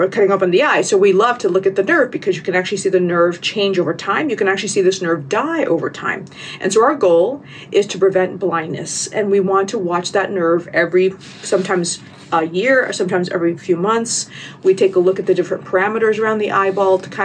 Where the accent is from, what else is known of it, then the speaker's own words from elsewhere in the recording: United States; I'm American